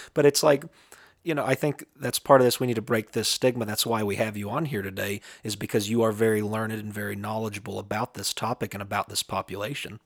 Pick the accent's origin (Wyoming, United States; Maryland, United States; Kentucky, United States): Kentucky, United States; southeastern; in my hometown, in my home area in southeastern Kentucky near the Appalachian Mountains